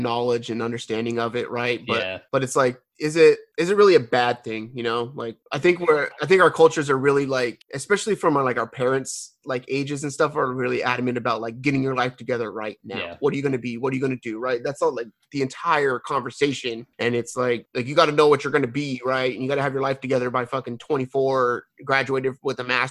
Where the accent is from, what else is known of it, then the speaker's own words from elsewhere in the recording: West Coast, California, United States; moved away; I'm from the West Coast.